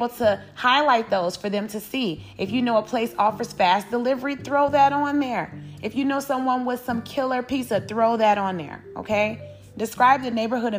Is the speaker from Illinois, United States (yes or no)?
yes; Chicago, Illinois, United States; Growing up in Chicago, Illinois